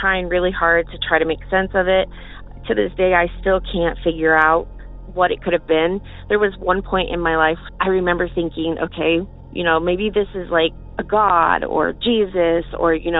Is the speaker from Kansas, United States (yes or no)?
yes; Morrill, Kansas, United States; moved away; I grew up in Northeast Kansas, a small town by the name of Morrill.